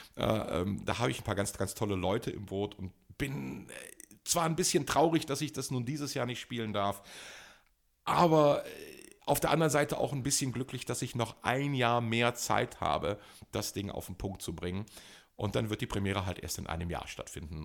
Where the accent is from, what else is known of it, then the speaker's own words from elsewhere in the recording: Germany; Ich komme aus Deutschland